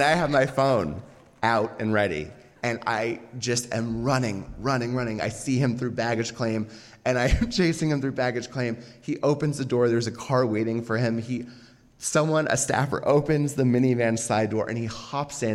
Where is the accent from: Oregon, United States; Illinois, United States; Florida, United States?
Oregon, United States; I was from Oregon